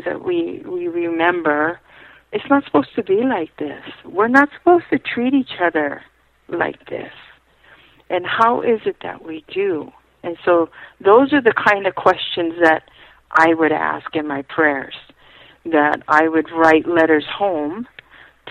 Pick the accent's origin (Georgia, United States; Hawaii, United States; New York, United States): Hawaii, United States; I was raised in a family that my parents felt that being Hawaiian was not going to be the best thing for me